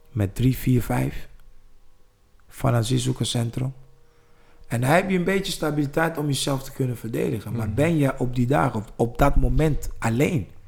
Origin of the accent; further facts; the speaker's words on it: East Germany, Germany; Ik ben in Duitsland opgegroeid in DDR.